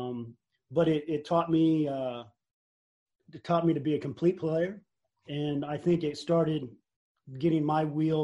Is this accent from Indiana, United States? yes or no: yes; Indiana, United States; I'm from Indiana